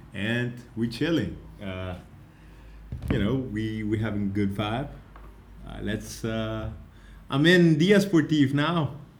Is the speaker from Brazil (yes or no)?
no; Curaçao; now in Berlin, Germany; I'm from Curacao